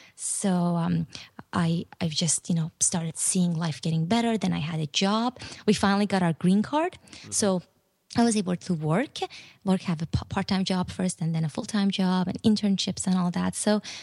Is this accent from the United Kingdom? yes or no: no; Iran; now in United States; And I didn't really want to tell them I was from Iran.